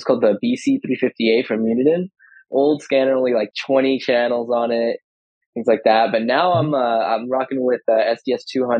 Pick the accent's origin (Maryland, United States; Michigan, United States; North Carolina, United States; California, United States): California, United States; I'm from California. I live in Ventura County